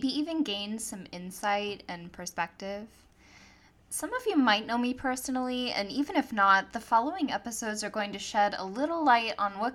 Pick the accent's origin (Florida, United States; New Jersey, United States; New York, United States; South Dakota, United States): Florida, United States; Tampa; moved away as an adult; also born or lived in Akron, Ohio; now in San Diego, United States; I was born in Akron, Ohio, and raised in Tampa, Florida. And as I mentioned, I recently moved all the way to San Diego, California